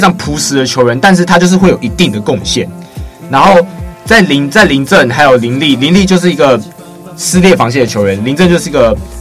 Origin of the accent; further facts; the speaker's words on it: Miaoli County, Taiwan; 就在苗栗巨蛋体育馆，我的家乡，我的hometown